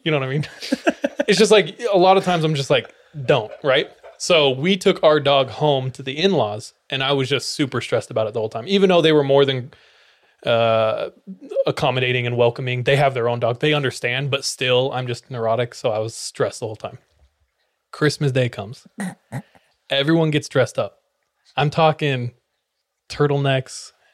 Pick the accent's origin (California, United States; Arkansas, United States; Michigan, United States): California, United States; moved away; originally from California